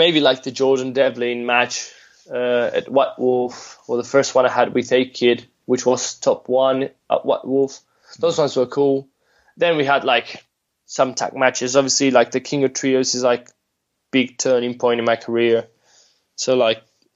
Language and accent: English; Spain; also born or lived in Madrid / United Kingdom; us being Spanish, like the only Spanish wrestlers like wrestling in the UK